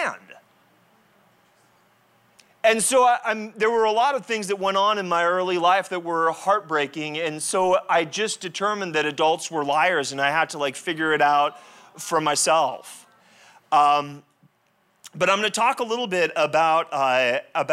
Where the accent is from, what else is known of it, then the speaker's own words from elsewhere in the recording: La Jolla, California, United States; I grew up in La Jolla